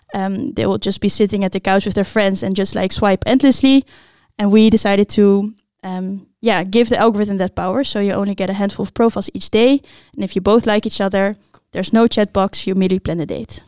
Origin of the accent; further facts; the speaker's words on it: Blaricum, North Holland, Netherlands; I grew up in Blaricum